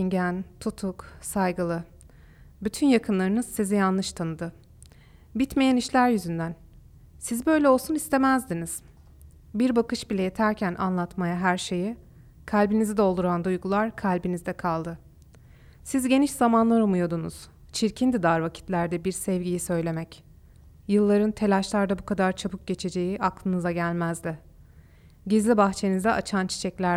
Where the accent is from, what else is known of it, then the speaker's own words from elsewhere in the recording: Istanbul, Turkey; accent: Istanbul Turkish; English is a second language; I am from Istanbul. And I am speaking Istanbul Turkish.